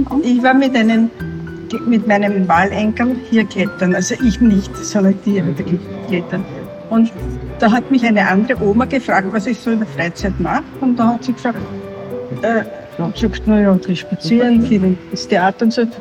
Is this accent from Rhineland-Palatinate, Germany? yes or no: no; Bavaria, Germany; Ja, ich war verheiratet, ich war Bayerin, ich habe drei Kinder gehabt